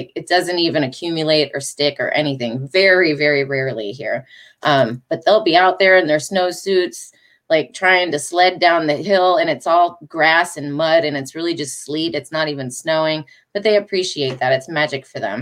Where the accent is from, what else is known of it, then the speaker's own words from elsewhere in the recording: Detroit, Michigan, United States; moved away as an adult; now in Charlotte, United States; I come from Detroit, Michigan